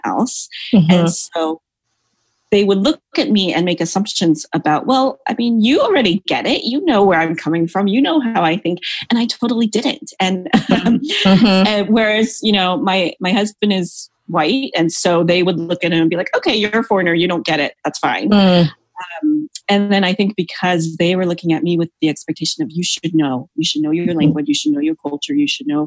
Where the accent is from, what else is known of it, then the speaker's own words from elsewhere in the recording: United States; moved away as an adult; also born or lived in mainland China / Hong Kong / Kenya; growing up in the US, I had always had this sense of, like, gosh, I'm so Asian